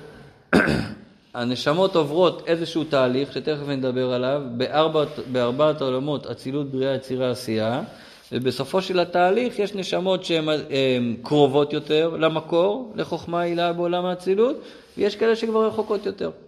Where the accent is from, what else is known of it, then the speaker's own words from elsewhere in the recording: Israel; אני גדלתי במושב, כמו פה